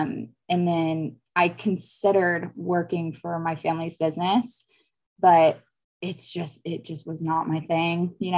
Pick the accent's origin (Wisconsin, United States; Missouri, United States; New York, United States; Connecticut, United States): Connecticut, United States; also born or lived in Florida / Texas; now in California, United States; Originally I'm from the East Coast. I like to say I like made my way across the States. Like I was born in Florida and then we moved to Connecticut, and then I went to school in Texas, and then from there moved to California.